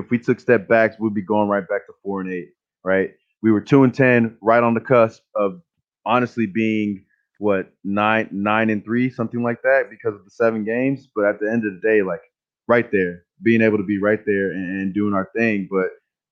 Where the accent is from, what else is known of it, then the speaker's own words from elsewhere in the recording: Houston, Texas, United States; moved away as an adult; I'm from Houston, Texas